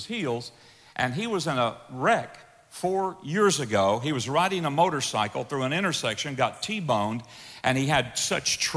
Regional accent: the South, United States; I'm from the South, that's the way we talk down there

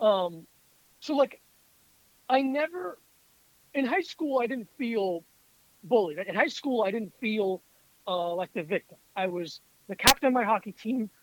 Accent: South Florida, United States; moved away as an adult; now in New York, United States; I grew up in South Florida and I was the only uh, non-black kid in my school.

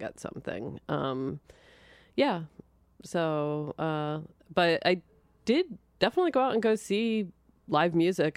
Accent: Linwood, New Jersey, United States; born or raised there; also born or lived in Philadelphia

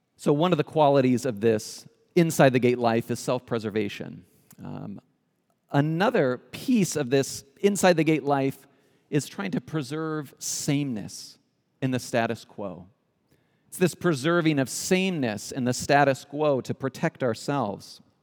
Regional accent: California, United States; moved away as an adult; also born or lived in Spain; We, we come originally, we're from California, so native Californians

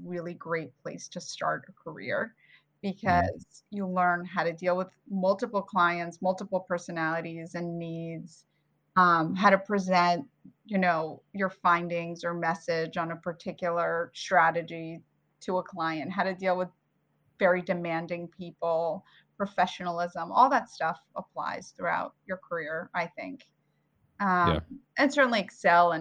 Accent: Lincroft, New Jersey, United States; born or raised there; also born or lived in Bulgaria / Queens, New York; now in New York, United States

